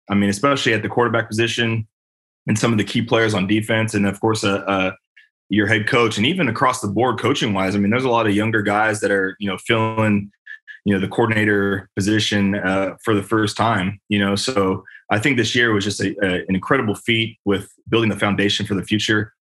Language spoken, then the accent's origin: English; Bay Area, California, United States; moved away as an adult; also born or lived in Indianapolis; I'm from California. I'm I'm I'm a Bay Area native